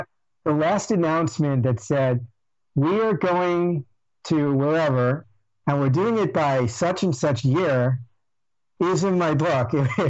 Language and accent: English; Stamford, Connecticut, United States; I'm from Stamford, Connecticut.